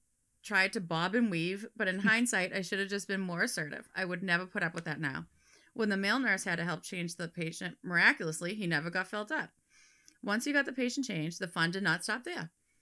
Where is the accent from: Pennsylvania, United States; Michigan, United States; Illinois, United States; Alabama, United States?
Pennsylvania, United States; I'm a nurse from Pennsylvania, and I found your podcast several months ago and have been hooked ever since.